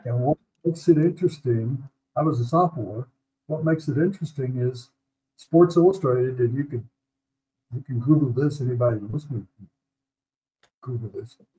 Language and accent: English; Memphis, Tennessee, United States; moved away as an adult; now in Denver, United States; I grew up in Memphis.